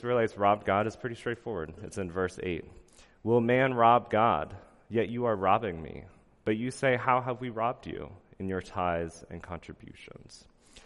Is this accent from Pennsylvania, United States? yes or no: yes; Pennsylvania, United States; moved away; I'm from Amish country in Pennsylvania